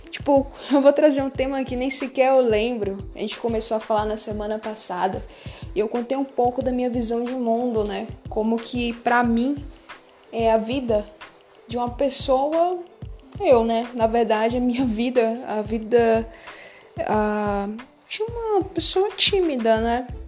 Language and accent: Portuguese; Bahia, Brazil; now in São Paulo, Brazil; Na verdade, eu sou do interior da Bahia e eu vim para São Paulo. Tem quatro anos que eu tô em São Paulo.